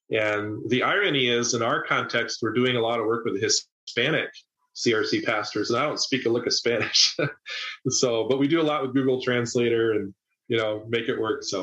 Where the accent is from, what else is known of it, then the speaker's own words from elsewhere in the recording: Tokyo, Japan; now in United States; I grew up in Tokyo. It's over 30 million people metro. It's bigger than the population of Canada.